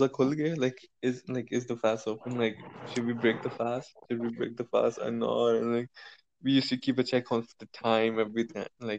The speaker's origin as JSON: {"language": "English", "country": "India", "second_language": "English", "said": "we are Indian. To be honest, we're just like, we were a subcontinent."}